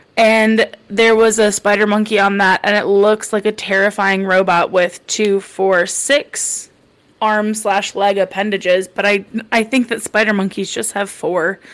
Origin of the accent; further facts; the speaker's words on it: the country in the Midwest, United States; we have the second largest rodeo in the Midwest, so I didn't have nothing growing up